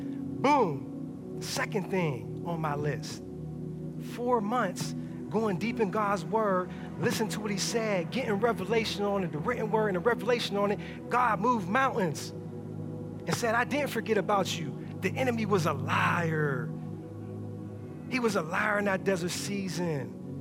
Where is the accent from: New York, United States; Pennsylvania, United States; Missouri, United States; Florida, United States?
Pennsylvania, United States; Pittsburgh; We all know I came from Pittsburgh. We moved down here 3 years ago.